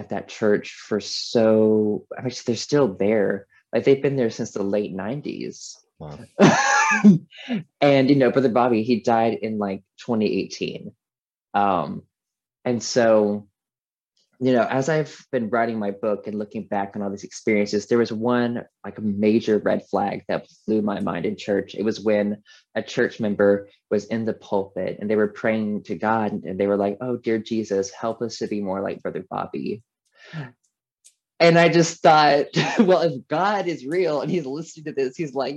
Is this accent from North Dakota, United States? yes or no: no; Walkertown, North Carolina, United States; I went to Gospelite Baptist Church at Walkertown, North Carolina